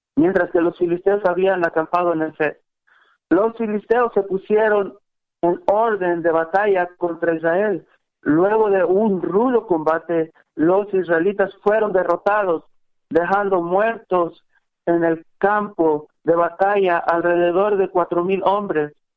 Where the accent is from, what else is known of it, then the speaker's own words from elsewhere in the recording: Salitre, near Celaya, Guanajuato, Mexico; soy ahí cerca de Celaya, de este rancho que se llama Salitre